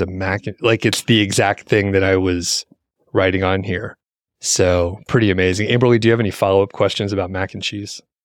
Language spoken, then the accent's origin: English; United States; as an American